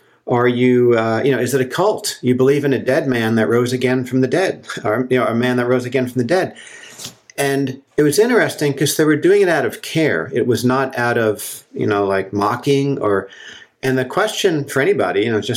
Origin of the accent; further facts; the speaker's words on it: New Jersey, United States; moved away as an adult; also born or lived in Colorado; now in Santa Cruz, United States; I grew up in New Jersey, in a suburb of New York City, very close to New York City